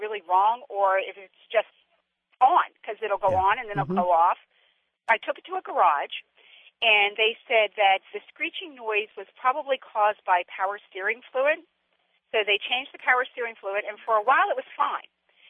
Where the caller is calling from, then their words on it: Wynnewood, Pennsylvania, United States; I'm calling from Wynwood, Pennsylvania, outside of Philadelphia.